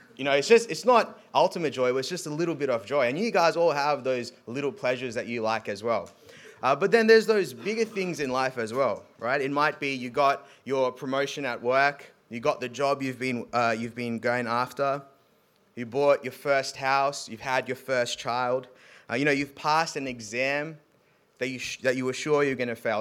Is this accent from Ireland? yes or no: no; South Africa; moved away; so I'm South African